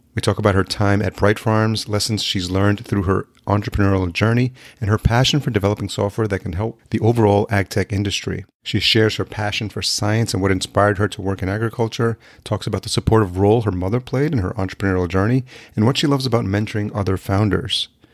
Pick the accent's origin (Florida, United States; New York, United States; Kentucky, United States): New York, United States; Yonkers; moved away as an adult; now in Minneapolis, United States; I'm originally from New York. I grew up in Yonkers, New